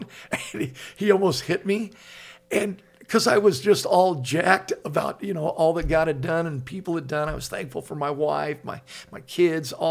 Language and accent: English; Laguna Beach, California, United States; I grew up in Laguna Beach, and there's guys in my high school that are driving in with Porsches, BMWs